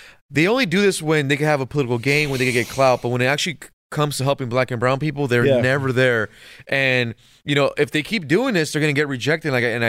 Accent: California, United States; I mean, I'm from California, SoCal, so I'm from an area where, like, you even say hi to somebody, they'll do a double take

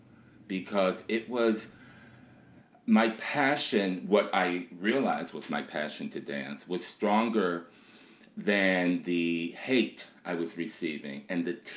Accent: Detroit, Michigan, United States; Born and raised in Detroit, Michigan, you know, a child of the 60s.

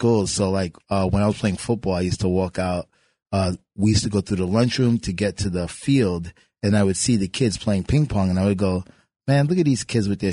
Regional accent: New York City, New York, United States; I grew up in Marble Projects in Brooklyn

